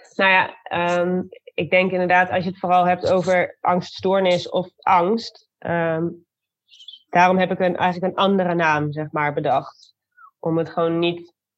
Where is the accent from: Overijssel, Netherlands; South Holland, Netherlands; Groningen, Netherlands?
Overijssel, Netherlands; Zwolle; also born or lived in Arnhem; ik heb in mijn vierde tot achtste levensjaar heb ik in Arnhem gewoond. Wij komen uit Zwolle.